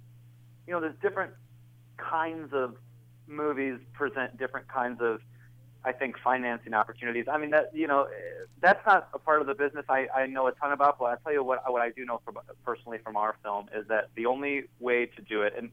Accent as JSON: {"language": "English", "area": "Welsh", "region": "Wales", "country": "United Kingdom", "said": "I'm Welsh, so I was raised on tea."}